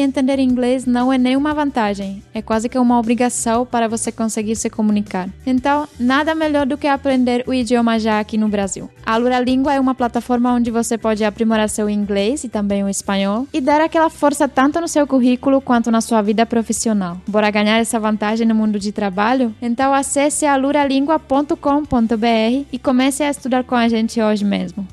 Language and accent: Portuguese; Czechia; now in Brazil; a minha terra natal